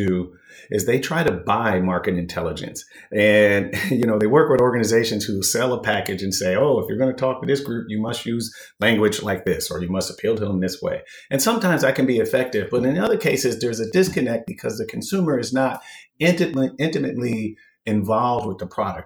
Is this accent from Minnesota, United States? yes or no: yes; Minnesota, United States; I was born and raised in Minnesota, which is where spam started